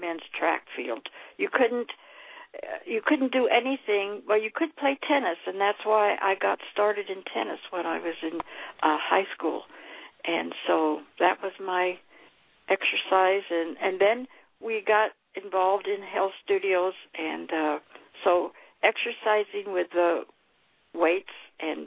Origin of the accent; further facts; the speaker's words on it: California, United States; moved away as an adult; also born or lived in Colorado Springs, Colorado; I was born and raised in California, so we lived here in California.